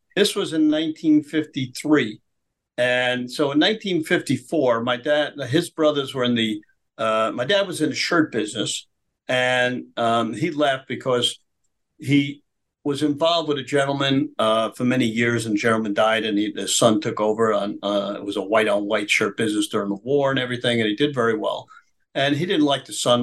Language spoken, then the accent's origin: English; New York City, New York, United States; I was born in Brooklyn